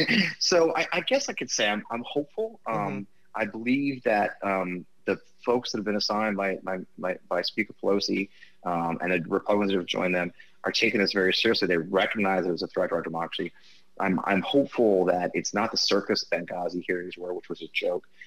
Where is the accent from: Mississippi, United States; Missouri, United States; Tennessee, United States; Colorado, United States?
Missouri, United States; I grew up in Missouri